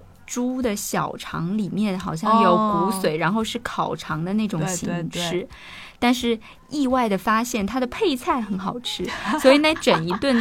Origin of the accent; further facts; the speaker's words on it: southern China, China; 因为我是南方人嘛